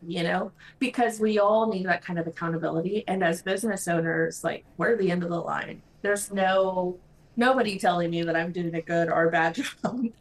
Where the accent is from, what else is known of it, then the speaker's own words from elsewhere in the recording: Mexico; moved away as an adult; now in United States; I'm originally from Mexico, uh, came to the US for college